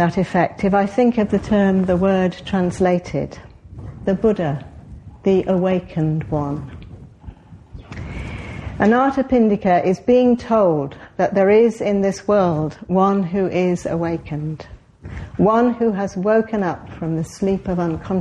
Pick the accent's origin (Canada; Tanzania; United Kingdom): United Kingdom; Cheadle, North West England; moved away; I was brought up in Cheadle, which many of you know is not that far away, south in Cheshire, just south of Manchester.